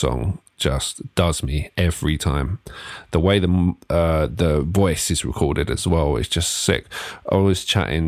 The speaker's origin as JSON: {"language": "English", "town": "Ilford", "region": "London", "country": "United Kingdom", "tie": "born or raised there", "said": "growing up in Ilford, which is sort of a 98% Asian area."}